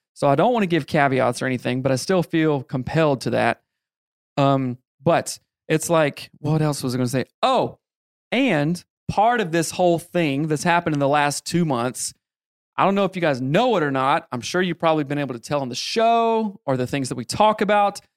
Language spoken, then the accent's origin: English; the South, United States; I grew up in the South, the Bible Belt